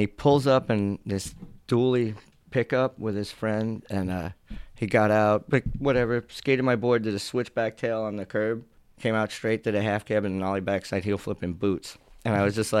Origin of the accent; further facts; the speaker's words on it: Hicksville, New York, United States; I grew up in Hicksville